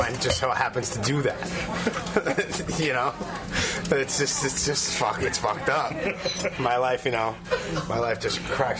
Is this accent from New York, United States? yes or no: yes; New York City, New York, United States; I was born and raised in Brooklyn